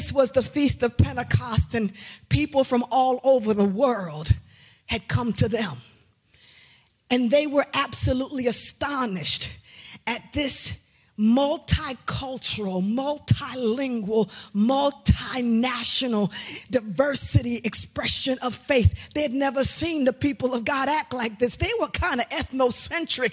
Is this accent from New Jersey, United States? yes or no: yes; Trenton, New Jersey, United States; I grew up in Trenton, New Jersey. I am a home girl